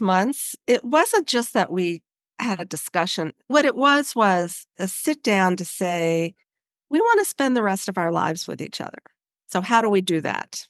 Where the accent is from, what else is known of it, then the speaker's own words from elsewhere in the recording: Baltimore, Maryland, United States; moved away as an adult; also born or lived in Boston / Bay Area, California; I grew up in Baltimore, Maryland